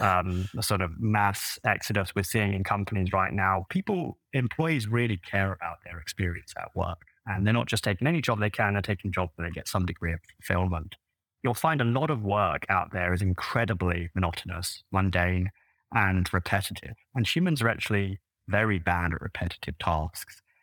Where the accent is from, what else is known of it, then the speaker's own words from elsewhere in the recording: London, United Kingdom; moved away as an adult; now in United States; I grew up in London originally. That sort of, uh, tells in my voice.